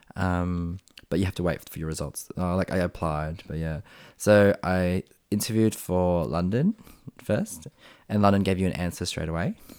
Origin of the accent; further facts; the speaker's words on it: Springvale, Victoria, Australia; first language Vietnamese; English is a second language; I grew up in Springvale